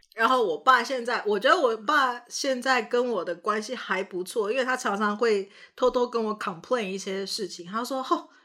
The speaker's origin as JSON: {"language": "Chinese", "country": "Canada", "tie": "born or raised there", "also_born_or_lived": "Taiwan", "said": "大家知道我是在加拿大长大的嘛？但是大家不晓得，就，就是我，我是在台湾出生，那在加拿大长大"}